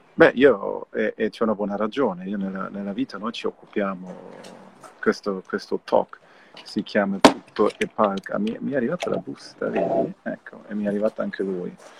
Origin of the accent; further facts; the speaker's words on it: Germany; io sono tedesco